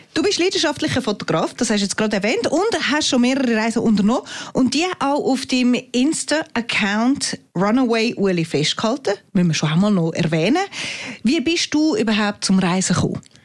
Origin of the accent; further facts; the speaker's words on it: Switzerland; bei uns in der Schweiz